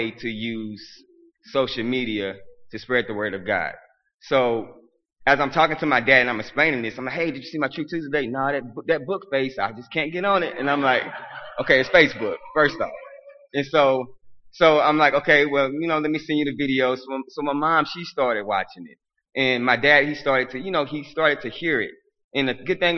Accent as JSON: {"language": "English", "region": "Arkansas", "country": "United States", "said": "I'm from Arkansas"}